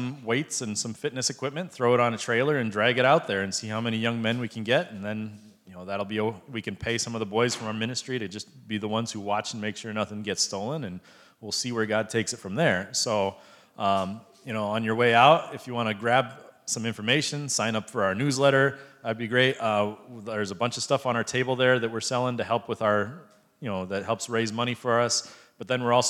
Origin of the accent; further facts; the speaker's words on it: United States; now in Cambodia; me as an American who has more money than they